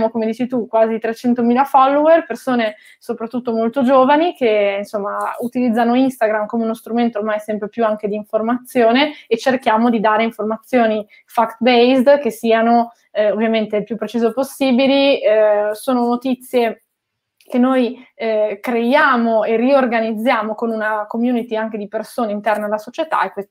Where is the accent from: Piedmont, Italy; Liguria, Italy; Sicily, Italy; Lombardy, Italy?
Lombardy, Italy; Milan; born there; also born or lived in Genoa; Io sono nata a Milano, ma ho vissuto più di 13 anni a Genova e mi sono candidata lì con una lista civica